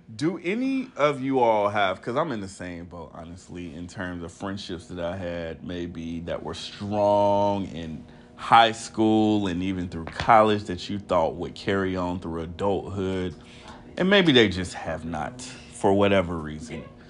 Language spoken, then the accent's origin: English; Texas, United States; being from Texas